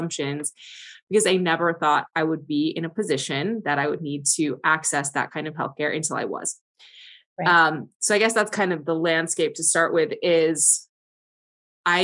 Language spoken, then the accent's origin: English; Iowa, United States; I grew up in the Midwest. I'm from Iowa